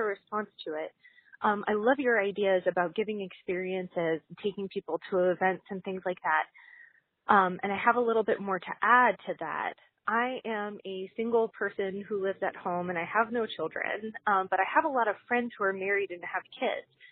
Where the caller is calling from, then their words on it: Pottsville, Pennsylvania, United States; I'm from Pottsville, Pennsylvania